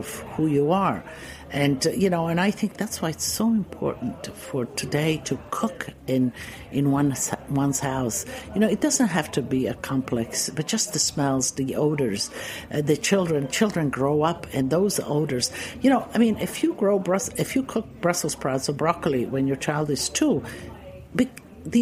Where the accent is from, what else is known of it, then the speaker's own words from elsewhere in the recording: Istria County, Croatia; moved away; there's a little peninsula called Istria, and it's now part of Croatia. And I was born there, and that was all Italy.